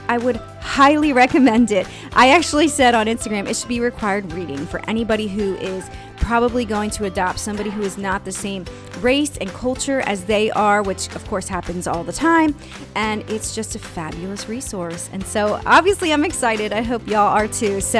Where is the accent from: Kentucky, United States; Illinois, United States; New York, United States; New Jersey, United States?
Kentucky, United States; Western; also born or lived in Texas / Raleigh, North Carolina; now in Wilmington, United States; I grew up in Western Kentucky.